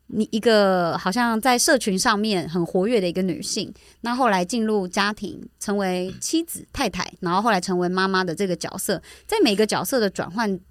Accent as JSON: {"language": "Chinese", "region": "Taichung", "country": "Taiwan", "said": "回应到我前阵子回，回家，就我是台中人"}